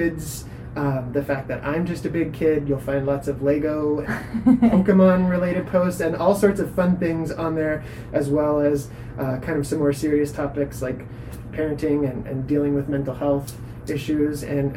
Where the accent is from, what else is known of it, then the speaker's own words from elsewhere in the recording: Oregon, United States; I'm born and raised in Oregon